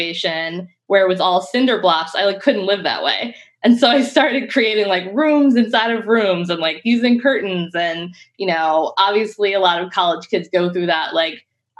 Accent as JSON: {"language": "English", "area": "Harford County", "region": "Maryland", "country": "United States", "tie": "born or raised there", "also_born_or_lived": "Baltimore / Syracuse", "moved": "as an adult", "said": "I am originally from Harford County, but I went to like a K-12 school in Baltimore City"}